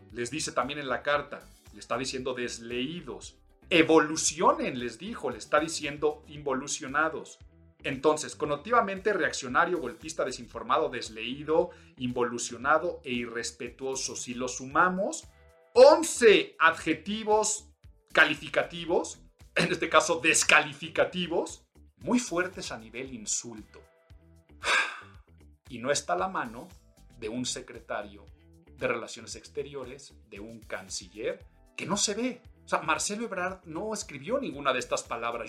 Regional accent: Mexico; soy mexicano

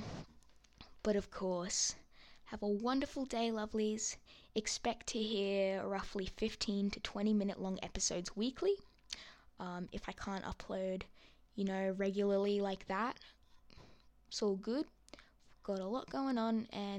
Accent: Australia; accent: Australian; I am from Australia, if you couldn't catch that from my accent.

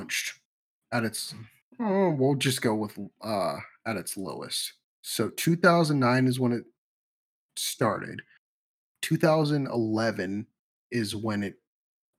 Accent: United States; We're American

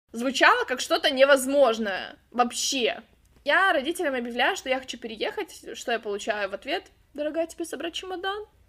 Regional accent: Khabarovsk, Khabarovsk Krai, Russia; moved away as an adult; now in California, United States; я родом из Хабаровска, это Россия, Дальний Восток

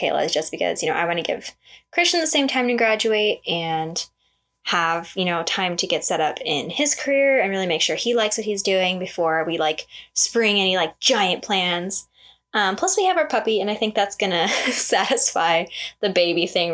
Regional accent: Las Vegas, Nevada, United States; I am born and raised in Vegas

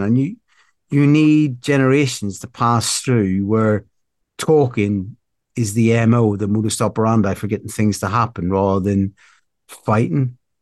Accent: Belfast, Northern Ireland, United Kingdom; now in South West England, United Kingdom; I grew up in Belfast

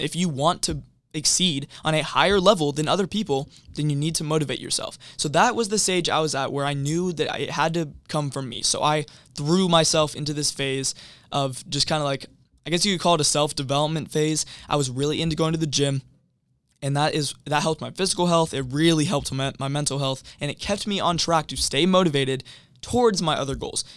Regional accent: Everett, Washington, United States; I grew up in Everett, Washington

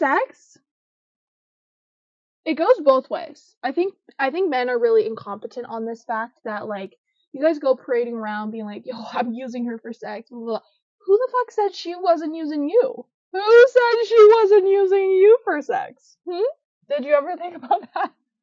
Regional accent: Canada; I'm from Canada, live in Canada

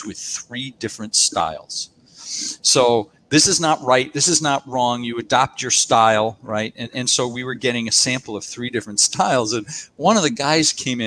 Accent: United States; now in Australia; I'm an American. I was born in America, and both an American and Australian citizen

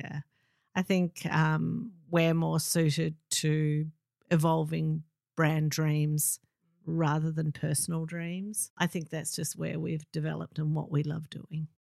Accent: Melbourne, Victoria, Australia; I'm from Melbourne

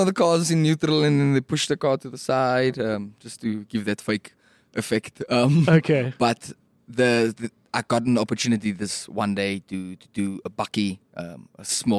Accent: Randfontein, Gauteng, South Africa; born or raised there

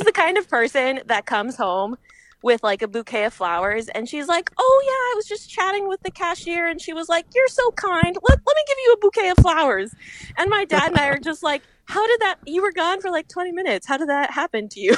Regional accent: Fresno, California, United States; moved away as an adult; also born or lived in Philadelphia / San Francisco; now in Twin Cities, Minnesota, United States; I'm from Fresno

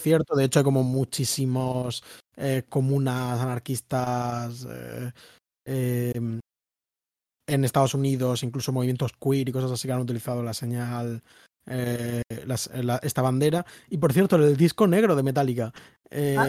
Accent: Murcia, Region of Murcia, Spain; yo, que soy de Murcia, que es un sitio de donde se va la gente

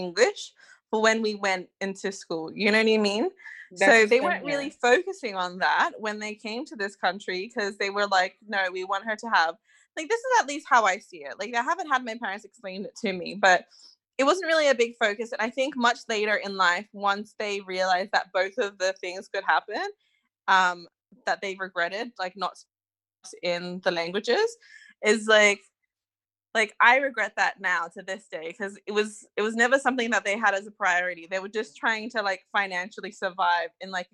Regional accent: Australia; accent: Australian; first language Tongan; English is a second language; also born or lived in Tonga; I learned how to speak here

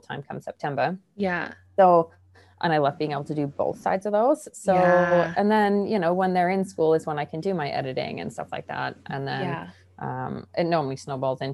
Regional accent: England, United Kingdom; moved away; I grew up in England

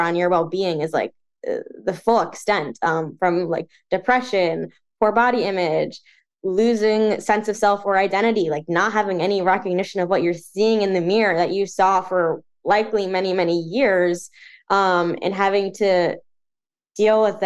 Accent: New Jersey, United States; also born or lived in New York; So I grew up in New Jersey my whole life. I am currently still living in New Jersey.

